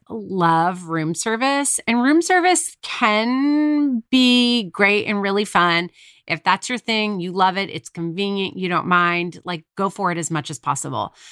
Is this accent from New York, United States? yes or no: yes; New York, United States; we're from New York